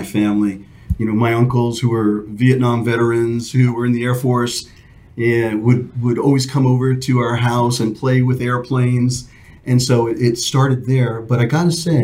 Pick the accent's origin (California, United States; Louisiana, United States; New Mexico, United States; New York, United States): New York, United States; I'm a born and raised New Yorker.